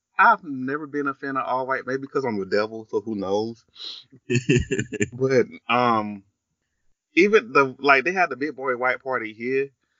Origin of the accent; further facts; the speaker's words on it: the South, United States; we're from the South